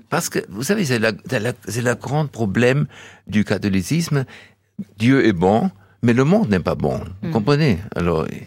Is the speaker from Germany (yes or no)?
yes; Donaueschingen, Baden-Württemberg, Germany; French is a second language; now in Barjac, France; Quand j'étais né, c'était dans, le, dans les caves de l'hôpital à Donaueschingen